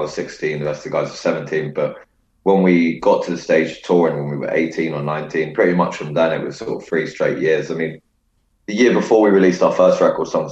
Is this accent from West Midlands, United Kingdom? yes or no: no; London, United Kingdom; growing up in London